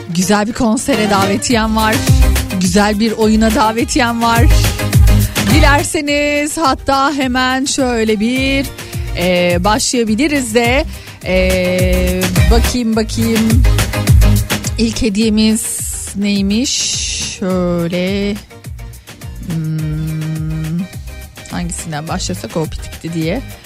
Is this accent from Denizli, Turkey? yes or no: no; Yeşilköy, Istanbul, Turkey; benim hani böyle lise yıllarımın en çok geçtiği yerdir Yeşilköy